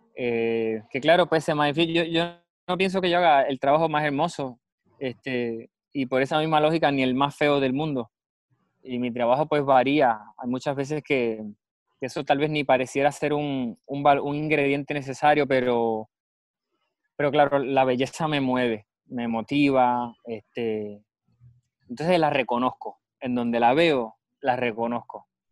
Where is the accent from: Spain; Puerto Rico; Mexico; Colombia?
Puerto Rico; En nuestra historia puertorriqueña